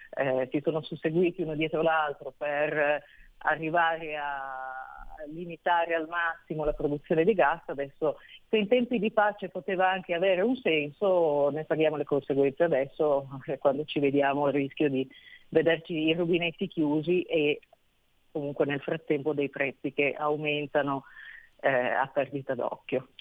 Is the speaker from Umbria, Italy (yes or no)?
no; Turin, Piedmont, Italy; io sono nata e cresciuta a Torino